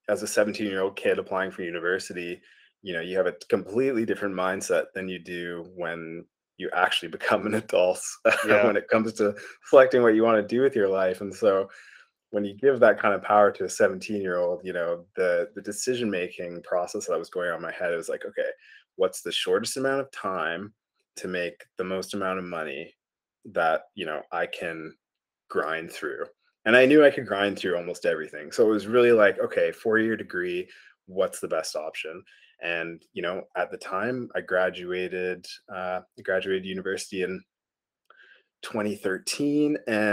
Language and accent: English; Calgary, Alberta, Canada; moved away as an adult; also born or lived in Edmonton / Rainbow Lake / New Zealand; born and raised in Alberta, and did everything. Yeah, even did my undergraduate degree up the road in Edmonton, but spent most of my life in Calgary.